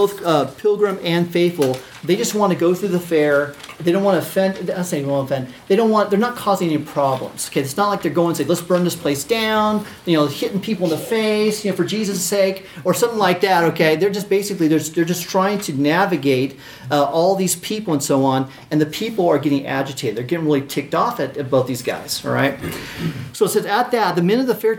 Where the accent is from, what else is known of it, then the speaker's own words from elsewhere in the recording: United States; being American